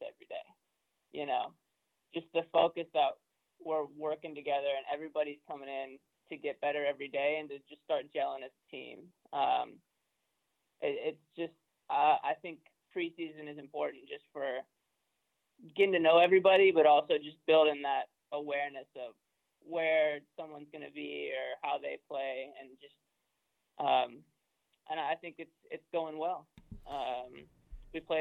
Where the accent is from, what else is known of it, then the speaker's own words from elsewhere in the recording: Austin, Texas, United States; moved away; I grew up in Austin